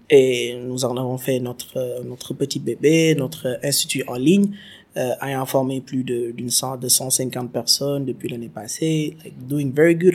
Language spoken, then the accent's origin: French; Senegal